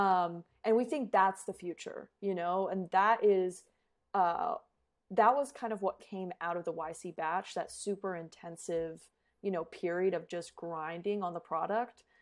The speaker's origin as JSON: {"language": "English", "region": "Colorado", "country": "United States", "tie": "born or raised there", "also_born_or_lived": "Phoenix, Arizona / Australia", "moved": "as an adult", "said": "I was born in Phoenix, but raised in Colorado."}